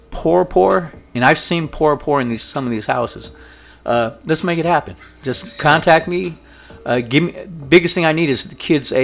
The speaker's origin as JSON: {"language": "English", "town": "Compton", "region": "California", "country": "United States", "tie": "born or raised there", "said": "I'm from Compton. I grew up in a poor area"}